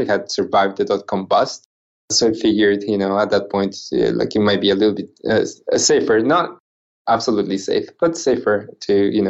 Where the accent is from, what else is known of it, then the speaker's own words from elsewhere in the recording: Japan; English is a second language; also born or lived in Guatemala / Central America; my accent might sound a little strange to some. I am originally from Japan, although I was born in Guatemala. My mom is from Central America. My dad was Japanese. So, I grew up going to school in Central America and Japan. I went to high school in Japan.